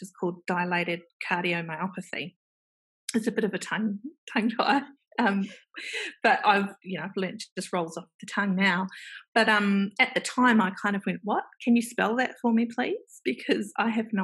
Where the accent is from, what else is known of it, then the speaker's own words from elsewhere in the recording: New Zealand; accent: Kiwi; now in Melbourne, Australia; there is a Kiwi accent. So I am originally from New Zealand